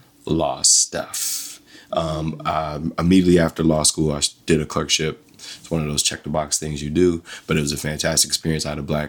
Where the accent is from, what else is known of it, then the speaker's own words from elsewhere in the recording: Asbury Park, New Jersey, United States; moved away as an adult; also born or lived in Sacramento, California; I grew up in Asbury Park, which is about half black, has been historically one of the more blacker towns in the entire state.